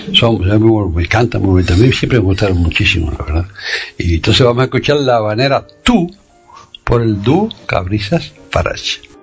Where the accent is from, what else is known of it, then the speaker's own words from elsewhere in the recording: Cuba; moved away; cuando yo salí de Cuba